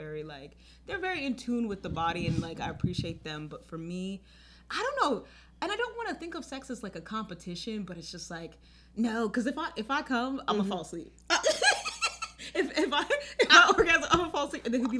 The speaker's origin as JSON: {"language": "English", "town": "Baltimore", "region": "Maryland", "country": "United States", "moved": "as an adult", "lives_now": "New York City, United States", "said": "And I'm originally from Baltimore, Maryland."}